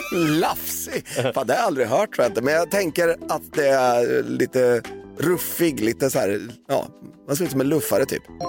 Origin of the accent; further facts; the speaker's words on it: Valdemarsvik, Östergötland, Sweden; now in Stockholm, Sweden; när jag växte upp i Valdemarsvik